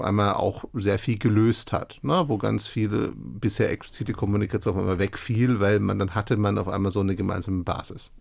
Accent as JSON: {"language": "German", "area": "Stuttgart area", "region": "Baden-Württemberg", "country": "Germany", "moved": "as an adult", "said": "ich hatte mein soziales Umfeld seit Jahren, ich komme aus der Gegend"}